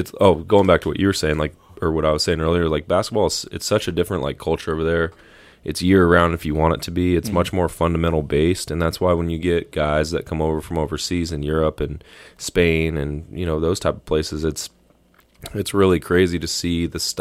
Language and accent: English; the South, United States; You know, I grew up in the South. Like, there's a church on every corner, Bible Belt, like all that stuff.